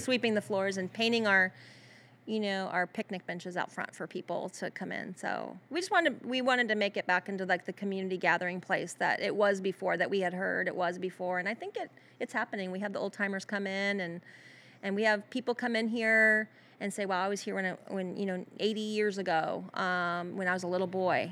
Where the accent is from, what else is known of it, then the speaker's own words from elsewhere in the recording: Florida, United States; also born or lived in California; now in Tennessee, United States; I was born and raised in Florida, so I'm a Southern girl at heart